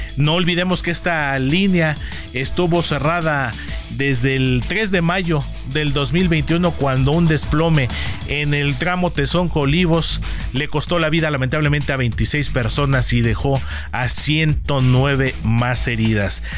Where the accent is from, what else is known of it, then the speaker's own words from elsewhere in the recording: Mexico; los mexicanos